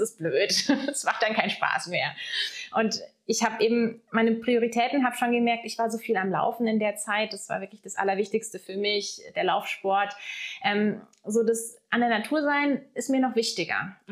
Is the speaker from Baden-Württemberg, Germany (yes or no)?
yes; Lake Constance, Baden-Württemberg, Germany; moved away as an adult; also born or lived in Munich; now in Black Forest, Germany; ich bin am Bodensee aufgewachsen, ja. habe dort auch die ersten 19 Jahre bis zum Abitur verbracht.